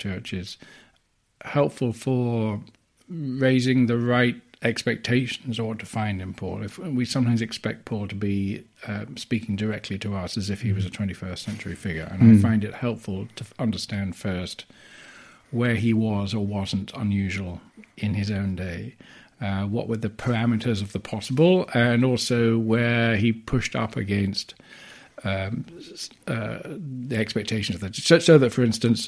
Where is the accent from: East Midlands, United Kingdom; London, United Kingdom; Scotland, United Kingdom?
London, United Kingdom; moved away as an adult; also born or lived in Glasgow; now in Durham, United Kingdom; I grew up in London in a Christian family.